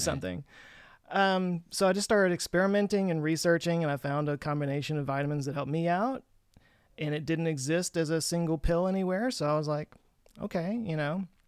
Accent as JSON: {"language": "English", "region": "Texas", "country": "United States", "tie": "born or raised there", "said": "growing up in Texas"}